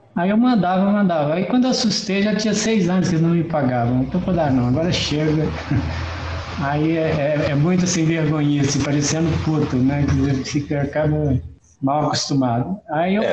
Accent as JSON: {"language": "Portuguese", "town": "Esmeraldas", "region": "Minas Gerais", "country": "Brazil", "tie": "born or raised there", "said": "Estou aqui em Esmeraldas, que é a cidade onde eu nasci e vivi até os 18 anos de idade."}